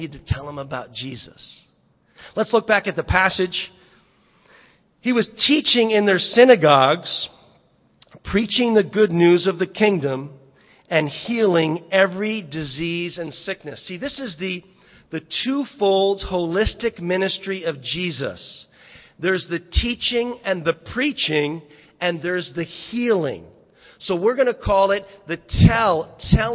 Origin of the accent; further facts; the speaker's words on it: Fairfield County, Connecticut, United States; growing up, I'm from Fairfield County, and we had some money